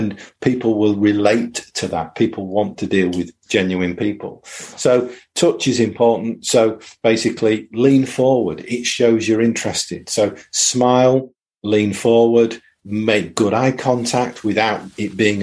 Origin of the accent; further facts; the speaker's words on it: United Kingdom; also born or lived in East Riding of Yorkshire; we're British